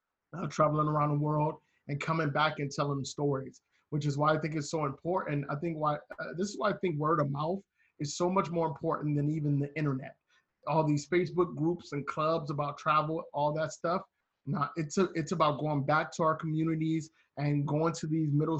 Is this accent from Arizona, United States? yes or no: no; Cleveland, Ohio, United States; as an African American, I grew up in Cleveland in the 80s and the 90s